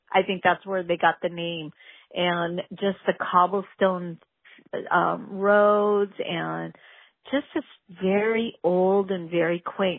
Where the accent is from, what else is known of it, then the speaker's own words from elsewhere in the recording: Ventura, California, United States; where are you guys from? And I said, Ventura.